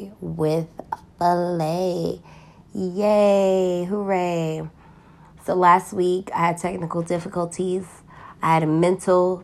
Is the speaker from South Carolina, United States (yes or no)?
no; New York City, New York, United States; I am from Harlem, New York, more specifically 8th Avenue.